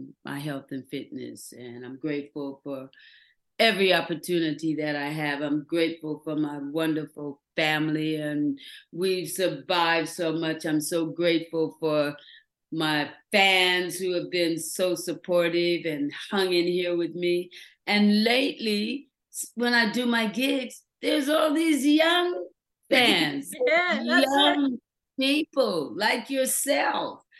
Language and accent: English; Los Angeles, California, United States; moved away as an adult; also born or lived in London; I am an independent woman that has come from, like, you know, Watts